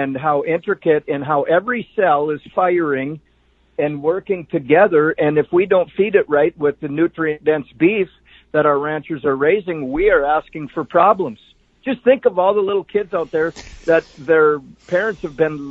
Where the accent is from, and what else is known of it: North Dakota, United States